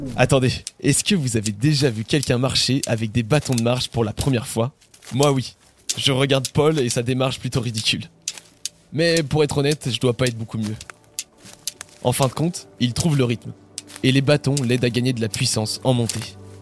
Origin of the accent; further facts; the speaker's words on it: Normandy, France; moved away; je suis normand à l'origine